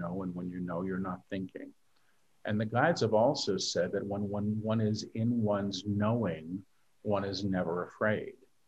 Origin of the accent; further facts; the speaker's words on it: New York City, New York, United States; moved away as an adult; now in Maui, United States; I'm a New Yorker. You know, I lived in New York my entire life